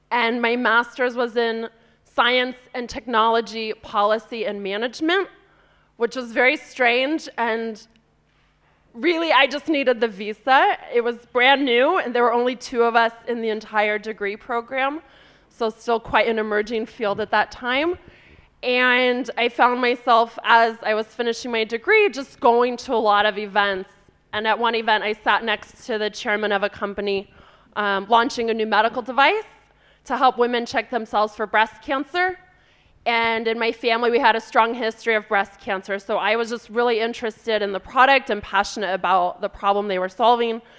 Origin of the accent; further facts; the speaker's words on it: California, United States; So I'm from California originally, and I grew up in a family where my dad um, worked in a software company